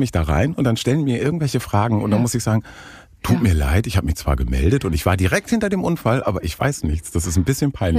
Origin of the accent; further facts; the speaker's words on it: Northern Germany, Germany; moved away; in Norddeutschland an meine Heimat